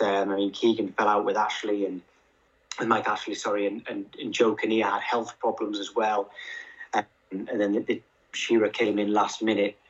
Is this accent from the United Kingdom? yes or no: yes; North Northumberland, North East England, United Kingdom; also born or lived in Scotland; We have a we're from Northumberland, yeah. North Northumberland